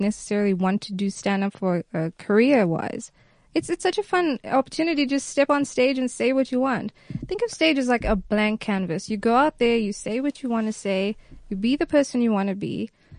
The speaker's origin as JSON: {"language": "English", "town": "Johannesburg", "region": "Gauteng", "country": "South Africa", "tie": "born or raised there", "accent": "confused accent", "said": "Yes, I went to the Hill High School in Joburg."}